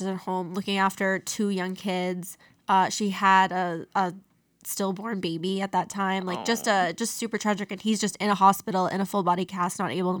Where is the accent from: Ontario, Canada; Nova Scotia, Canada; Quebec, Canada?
Nova Scotia, Canada; We grew up in Nova Scotia, where our French curriculum was pretty bad until recently.